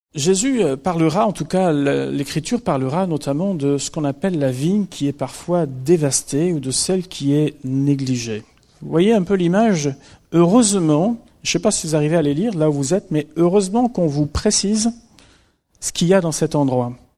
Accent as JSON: {"language": "French", "country": "France", "said": "chez nous en France"}